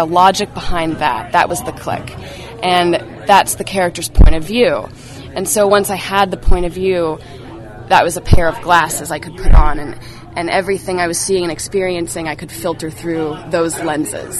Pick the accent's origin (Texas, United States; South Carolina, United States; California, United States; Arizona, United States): California, United States; Bay Area; I'm, I'm from the Bay Area